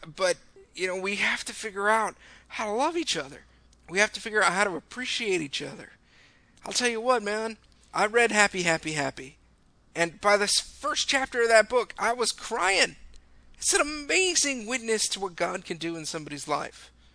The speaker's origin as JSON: {"language": "English", "region": "California", "country": "United States", "said": "I'm from California"}